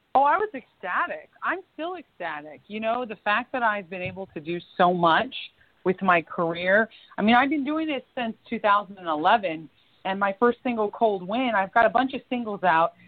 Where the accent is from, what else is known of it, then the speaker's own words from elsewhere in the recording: Florida, United States; also born or lived in New York / Washington, D.C.; now in Los Angeles, United States; my hometown of Florida. I moved there as a kid and have a lot of family in Florida